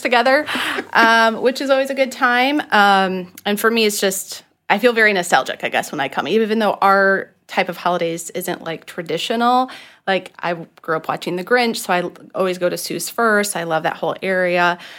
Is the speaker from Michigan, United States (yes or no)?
yes; Michigan, United States; now in Orlando, United States; I grew up in Michigan